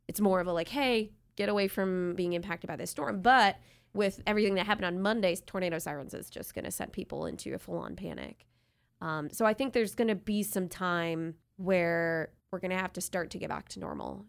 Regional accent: New York, United States; moved away as an adult; now in Ohio, United States; Our, our family and friends that we grew up with are in New York, both of us. We were born and raised there.

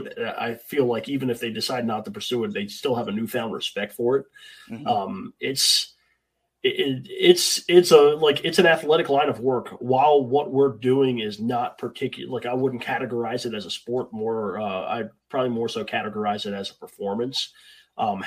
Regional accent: Hagerstown, Maryland, United States; I'm from Hagerstown, Maryland. So we had a school here in Hagerstown

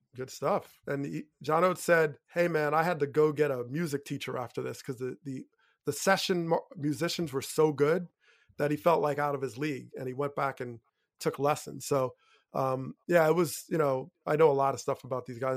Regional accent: Teaneck, New Jersey, United States; growing up in Teaneck in a very diverse, beautifully diverse community

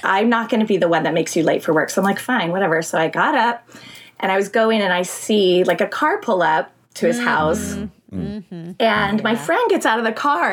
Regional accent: Thousand Oaks, California, United States; I'm born and raised in California

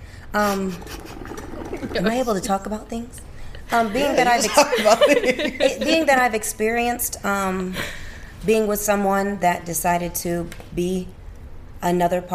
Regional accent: Iowa, United States; I'm from Iowa

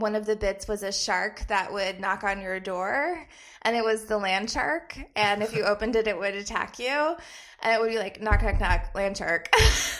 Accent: Black Mountain, North Carolina, United States; moved away as an adult; also born or lived in Atlanta / Jersey City; now in New York, United States; I'm from Black Mountain, North Carolina, which is a little town outside of Asheville

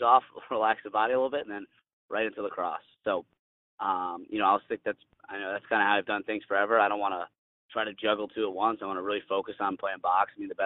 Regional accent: United States; I'm an American

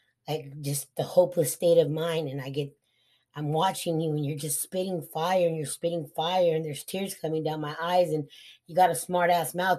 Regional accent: Eloy, Arizona, United States; also born or lived in Hemet, California / Casa Grande, Arizona; So at that time, we moved to Eloy, Arizona

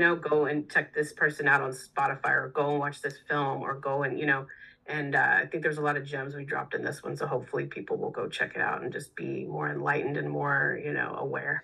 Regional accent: Texas, United States; moved away; also born or lived in New York City; I I grew up in in Texas

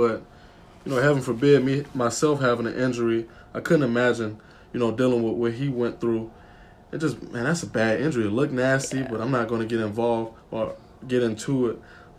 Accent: Atlanta, Georgia, United States; moved away as an adult; now in Washington, D.C., United States; I'm a sports management major, sociology minor, from Atlanta, Georgia.

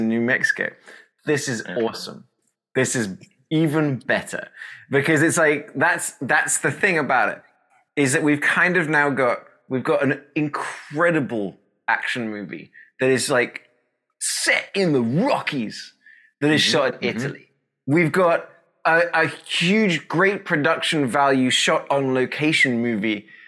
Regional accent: United Kingdom; moved away; as the Brit

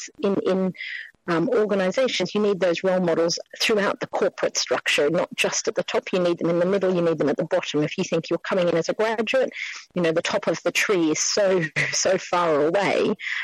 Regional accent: Australia; moved away as an adult; now in London, United Kingdom; Being Australian, I've been here 20 years

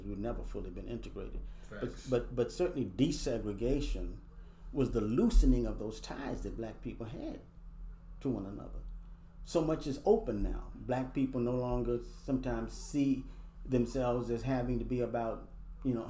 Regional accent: Washington, District of Columbia, United States; I grew up in Northeast Washington, D.C.

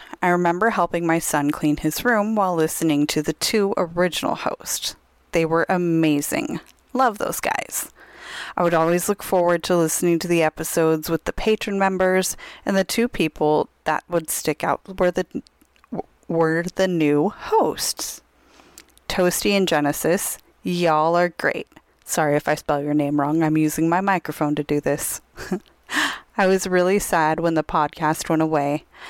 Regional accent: Tucson, Arizona, United States; one of the options is to go to Tucson, Arizona, which is my hometown.

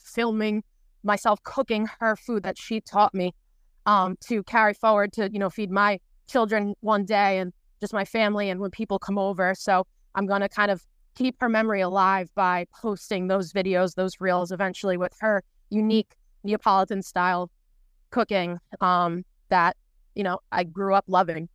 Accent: Long Island, New York, United States; moved away as an adult; now in Florida, United States; I'm from Long Island, New York originally

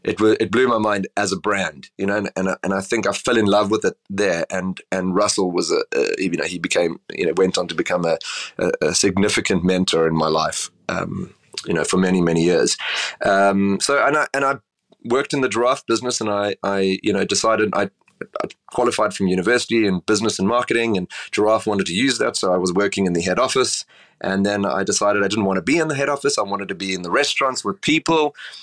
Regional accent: Cape Town, Western Cape, South Africa; So I grew up in Cape Town. I don't know if you've ever been to Cape Town, but it's a beautiful, sleepy city on the southern tip of Africa.

